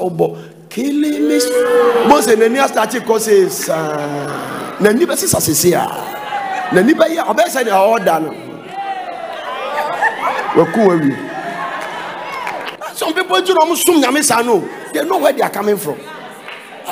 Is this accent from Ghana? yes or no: yes; Ghana; I am from a chieftaincy family. I am from Adonte. That is where I'm coming